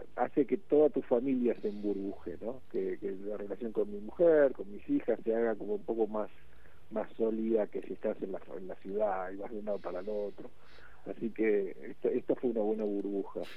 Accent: Buenos Aires, Argentina; moved away as an adult; Yo crecí en Buenos Aires

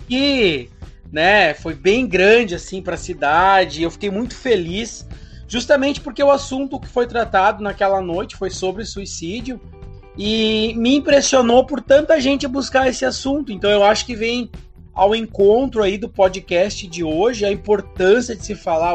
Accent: Rio Grande do Sul, Brazil; now in Santa Catarina, Brazil; eu sou natural do Rio Grande do Sul

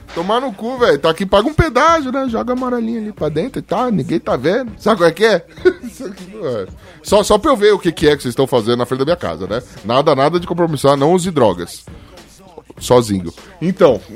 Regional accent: São Paulo, Brazil; eu sou da Zona Leste

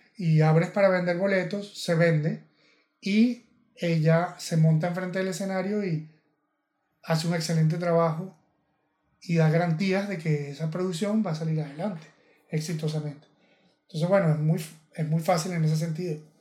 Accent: Venezuela; yo venezolano

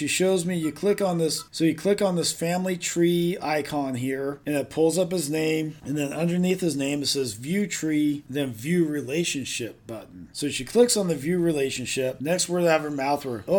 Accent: Southern California, United States; also born or lived in Orange County, California; now in Redding, United States; I'm originally from Southern California

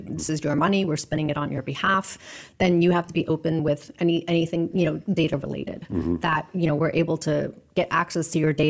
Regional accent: Queens, New York, United States; born or raised there

